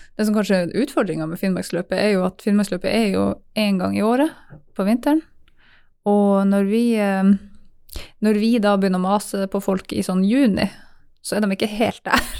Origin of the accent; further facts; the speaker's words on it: Tangen, Norway; Jeg vokste opp på Tangen